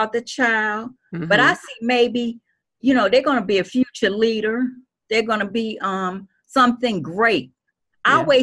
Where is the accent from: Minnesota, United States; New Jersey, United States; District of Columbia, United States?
District of Columbia, United States; Washington; my elementary school, which was a Catholic school in D.C., St. Benedict